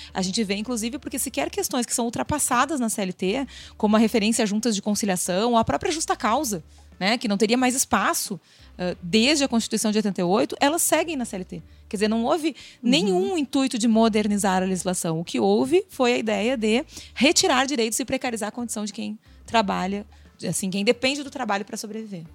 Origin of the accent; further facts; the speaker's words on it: Rio Grande do Sul, Brazil; Eu sou gaúcha